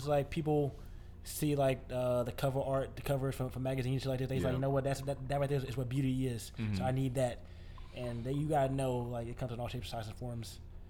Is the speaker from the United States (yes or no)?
yes; New Jersey, United States; Right now, I'm from Jersey.